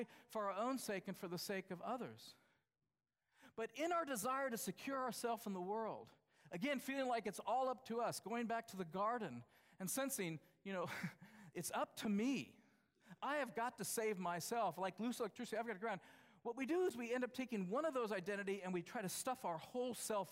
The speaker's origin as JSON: {"language": "English", "country": "United States", "said": "I'm from the United States"}